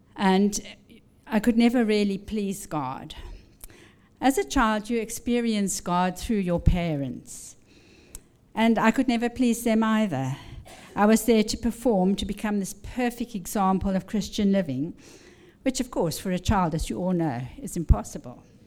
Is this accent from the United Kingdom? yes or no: no; Zimbabwe; now in Washington, D.C., United States; I was born in Rhodesia, which is now Zimbabwe